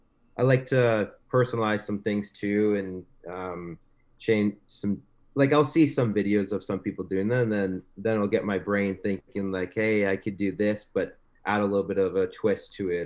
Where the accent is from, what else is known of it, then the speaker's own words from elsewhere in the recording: Wisconsin, United States; now in Thunder Bay, Canada; I was born in Thunder Bay, Ontario. And then my family moved to Wisconsin when I was younger. So moved there, and water skiing is huge in Wisconsin.